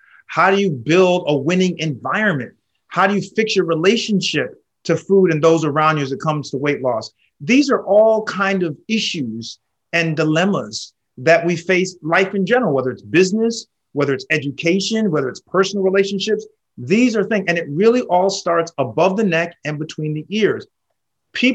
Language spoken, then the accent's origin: English; Danbury, Connecticut, United States; I grew up in a small town in Connecticut called Danbury.